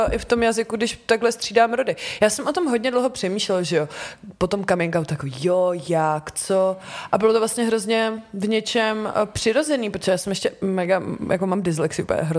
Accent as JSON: {"language": "Czech", "area": "Kyjov area, Moravian Slovakia", "region": "South Moravian Region", "country": "Czechia", "moved": "yes", "lives_now": "Prague, Czechia", "said": "já pocházím vlastně z Kijovska na Jižní Moravě"}